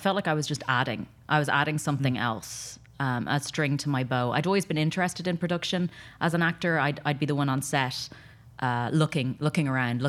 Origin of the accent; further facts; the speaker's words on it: Ireland; also born or lived in London; now in Los Angeles, United States; So I came from Ireland via London to LA and as an actor, trained in London, and then came out here